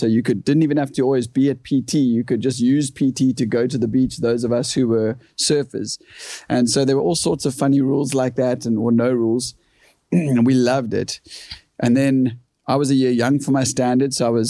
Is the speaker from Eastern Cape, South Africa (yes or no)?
no; Kommetjie, Western Cape, South Africa; first language English; growing up in Korm